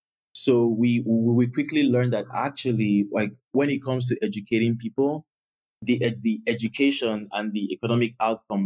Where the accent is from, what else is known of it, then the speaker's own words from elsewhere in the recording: southern Nigeria, Nigeria; moved away as an adult; also born or lived in Canada; I grew up in the southern part of Nigeria